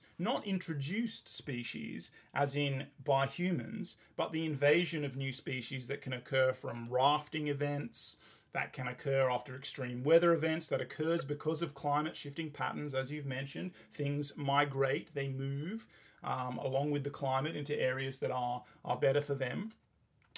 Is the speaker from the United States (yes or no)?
no; England, United Kingdom; when I was growing up in England